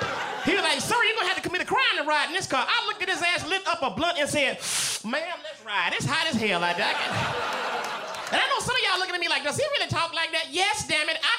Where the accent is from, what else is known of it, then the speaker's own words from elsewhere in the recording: Tuscaloosa, Alabama, United States; I am from Tuscaloosa, Alabama